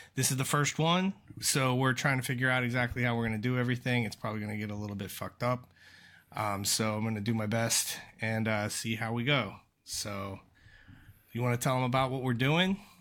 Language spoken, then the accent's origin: English; Aliquippa, Pennsylvania, United States; I'm from Pittsburgh.